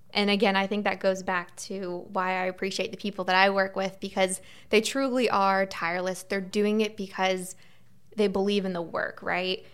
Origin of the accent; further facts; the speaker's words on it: Melbourne, Florida, United States; moved away as an adult; now in Tallahassee, United States; I grew up in Melbourne, so in the Space Coast, right along the beach